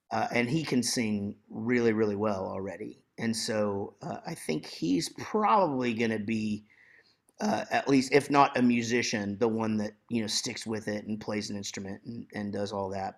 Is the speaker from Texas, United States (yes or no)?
yes; Wichita Falls, Texas, United States; I grew up in Wichita Falls, Texas.